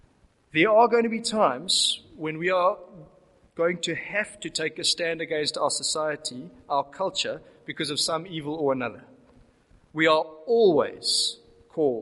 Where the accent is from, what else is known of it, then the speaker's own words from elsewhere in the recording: South Africa; As South African Christians